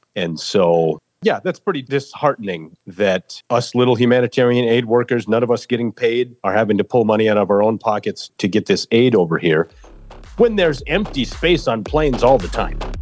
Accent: rural Minnesota, United States; also born or lived in Seoul, South Korea; brought to America at age eight months. So on March 5th of 1982, I landed at Minneapolis St. Paul International Airport and was adopted by the Lindquist family in rural Minnesota on a farm

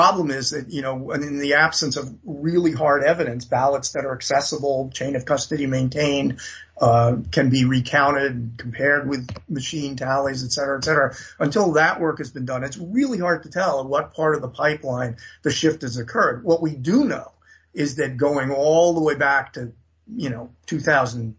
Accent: New York City, New York, United States; I grew up in New York City. I mean, my neighborhood in the Bronx when I was born was 99% white

